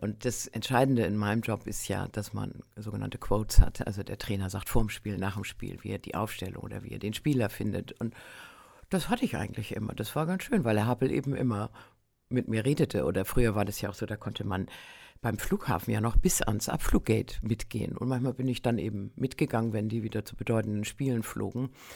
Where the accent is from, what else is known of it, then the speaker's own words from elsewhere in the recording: Northern Germany, Germany; ich komme ja aus Norddeutschland